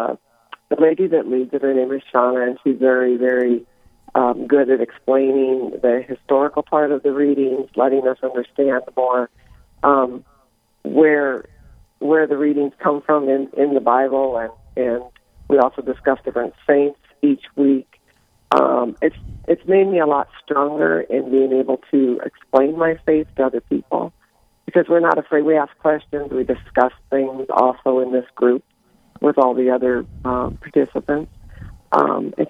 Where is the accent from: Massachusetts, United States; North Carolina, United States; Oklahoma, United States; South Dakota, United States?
South Dakota, United States; Rapid City; I'm from Rapid City, South Dakota. I'm a parishioner at the cathedral here